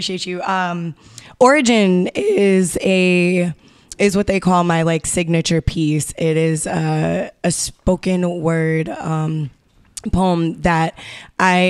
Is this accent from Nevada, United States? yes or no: no; Massachusetts, United States; also born or lived in South Carolina; growing up in South Carolina for like a year, and then growing up on the Cape for 11 of those years